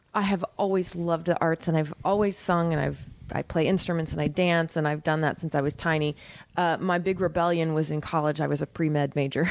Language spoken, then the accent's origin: English; Oklahoma, United States; moved away as an adult; also born or lived in New York; I'm from Oklahoma